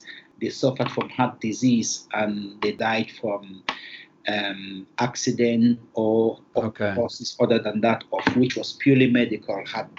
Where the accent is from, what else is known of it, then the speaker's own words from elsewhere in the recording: Bangui, Central African Republic; also born or lived in Tumbal; I was born in Bengui, and Bengui is heavily Catholic as opposed to Protestants. Okay, this is Bengui where I grew up at one moment.